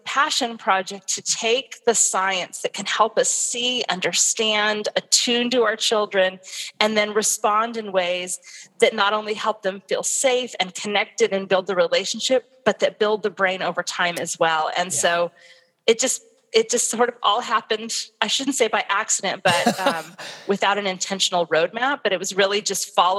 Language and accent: English; Southern California, United States; moved away; I'm from Southern California. My family was there